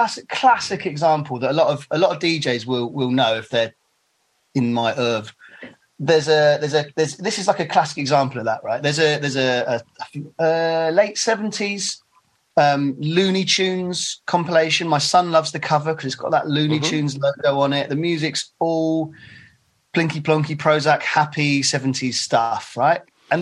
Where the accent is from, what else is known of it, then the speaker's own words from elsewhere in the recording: Bristol, South West England, United Kingdom; Yeah, Bristol's Bristol. It's a very special place. I wouldn't necessarily choose for my son to grow up there, because there's a lot of problems.